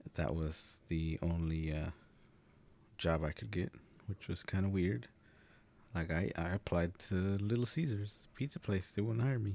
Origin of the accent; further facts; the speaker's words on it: Dallas, Texas, United States; I was also born in Dallas, born and raised in Dallas